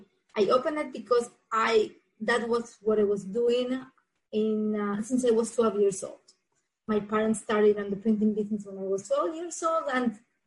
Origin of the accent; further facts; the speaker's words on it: Argentina; English is a second language; moved away as an adult; now in South Florida, United States; I am originally from Argentina. I moved to USA, to South Florida, in 2001 after I got married.